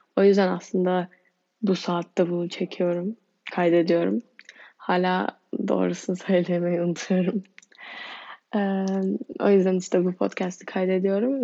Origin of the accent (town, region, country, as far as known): Turkey